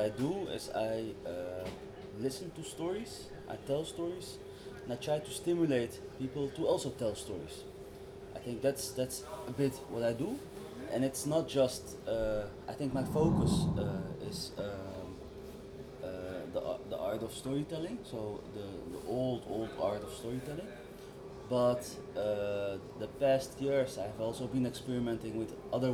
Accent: Amsterdam, North Holland, Netherlands; I always said the Koninklijke Buurt in Amsterdam

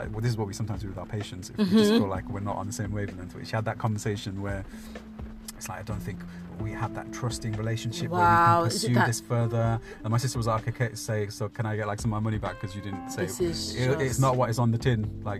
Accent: Birmingham, West Midlands, United Kingdom; I am from Birmingham.

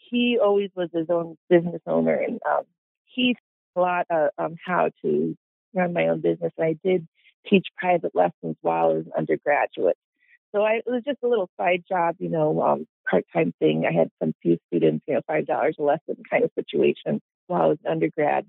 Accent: Alton, Illinois, United States; growing up in Alton

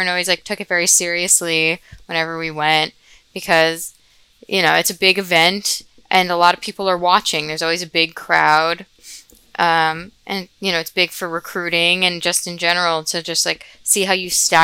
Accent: New Jersey, United States; I'm also from New Jersey.

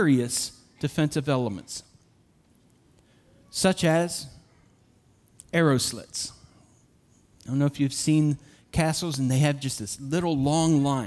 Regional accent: Uniontown, Pennsylvania, United States; also born or lived in Somerset, Pennsylvania; I grew up in Uniontown, Somerset in Uniontown, Pennsylvania

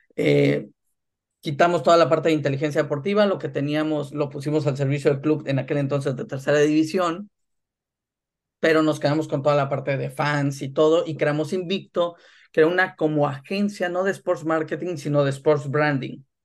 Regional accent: Ciudad Mante, Tamaulipas, Mexico; moved away as an adult; also born or lived in Monterrey / Tampico; now in Germany; asesoraba al equipo de mi ciudad natal, este, que en ese entonces eran los Jaguares de Ciudad Mante

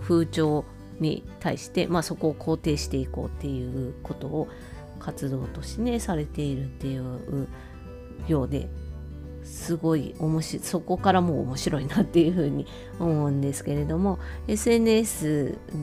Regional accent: Hokkaido, Japan; also born or lived in Sapporo; 北海道民としては

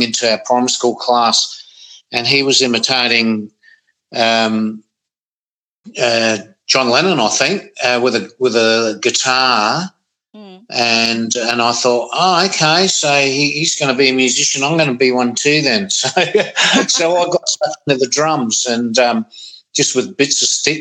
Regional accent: Gawler, South Australia, Australia; also born or lived in Adelaide; Grew up in Gawler and the Adelaide northern suburbs

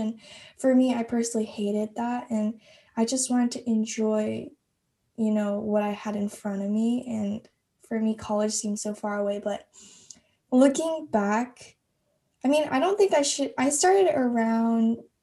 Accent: Texas, United States; I'm a senior from Texas

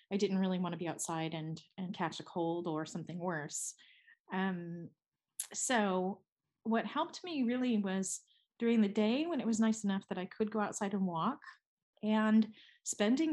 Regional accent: United States; now in Switzerland; I'm an American living in Switzerland, and so all of my family is in the United States.

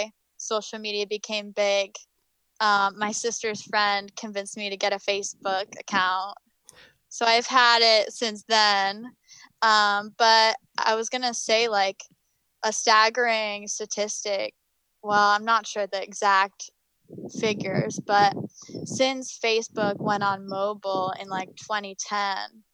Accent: New Hope, Pennsylvania, United States; I'm from Pennsylvania

